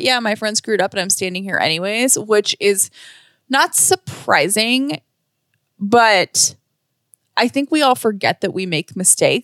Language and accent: English; Atlanta, Georgia, United States; also born or lived in Kentucky; I'm from Atlanta